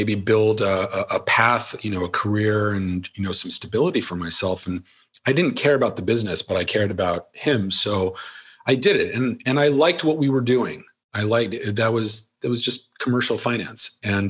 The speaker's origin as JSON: {"language": "English", "town": "Philadelphia", "region": "Pennsylvania", "country": "United States", "said": "So I can live and be anywhere, but I'm from Philly."}